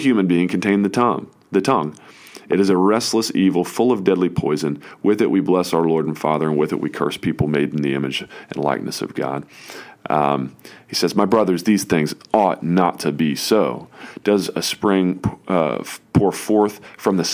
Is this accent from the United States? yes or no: yes; United States; as an American citizen